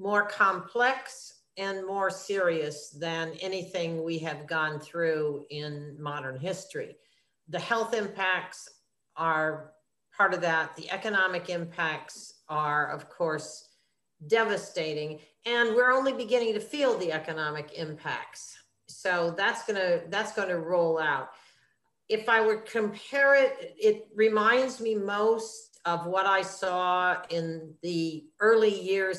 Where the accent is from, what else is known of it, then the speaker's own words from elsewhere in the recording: Madison, Wisconsin, United States; now in New York City, United States; I came from Madison, Wisconsin originally, but I've been a New Yorker since 1968